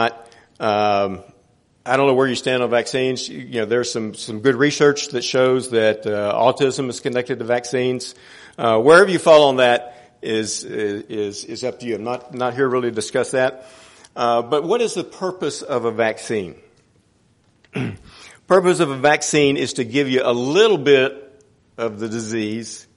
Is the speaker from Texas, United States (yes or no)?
yes; Houston, Texas, United States; I grew up here in Houston, went to Waltrip High School, grew up in the Oak Forest area off of 610-290